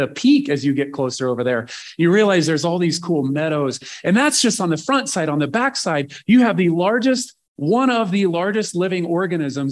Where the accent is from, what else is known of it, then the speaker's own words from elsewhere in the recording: Nebraska, United States; I'm from Nebraska.